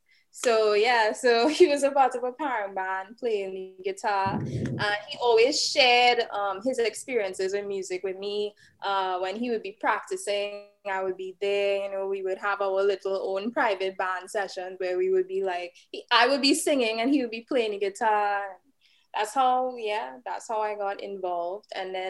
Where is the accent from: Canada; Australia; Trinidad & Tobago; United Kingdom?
Trinidad & Tobago; Trinidad and Tobago, yeah.